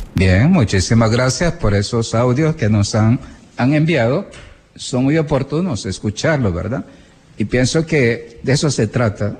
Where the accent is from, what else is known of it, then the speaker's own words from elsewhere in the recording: El Salvador; así somos los salvadoreños